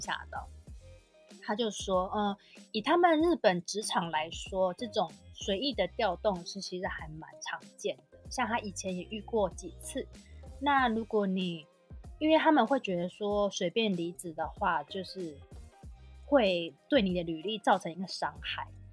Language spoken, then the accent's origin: Chinese; Taiwan; 我当然会以台湾人的个性，就是我们台湾人就是讲话不会比较直接